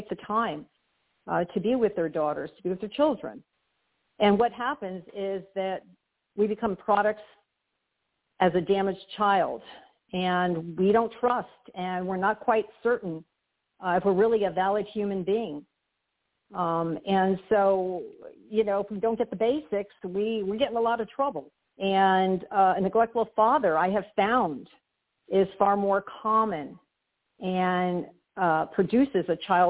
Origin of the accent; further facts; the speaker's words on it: Hialeah, Florida, United States; I was born in Hialeah, Florida